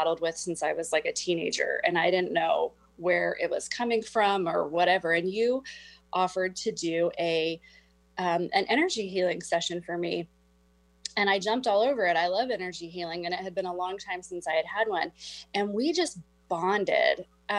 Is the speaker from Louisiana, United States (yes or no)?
no; Whidbey Island, Washington, United States; I'm from Whidbey Island and it's beautiful there, but sometimes you just need to like get out of town.